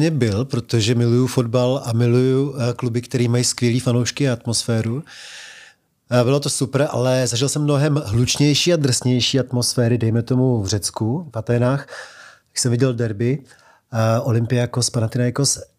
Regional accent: Czechia; stačilo říct, že jsem Čech a všichni Nedvěd, Poborský, Koler 202 cm a pustili mě do nějakého toho Ekvádoru

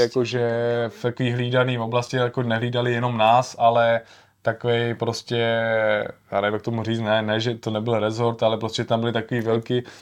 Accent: Czechia; já jsem z Čech

